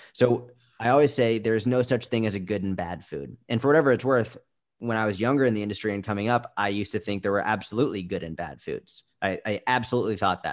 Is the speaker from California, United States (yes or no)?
no; Boston, Massachusetts, United States; I grew up in Boston